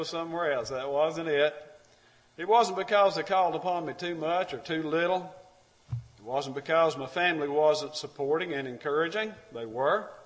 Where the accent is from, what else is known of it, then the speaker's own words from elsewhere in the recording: Alabama, United States; I'm from Alabama